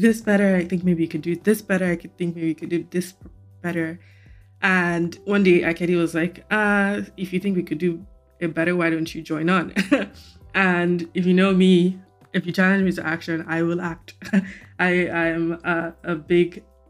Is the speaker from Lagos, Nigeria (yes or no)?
yes; Lagos, Nigeria; now in United States; back home being Lagos, Nigeria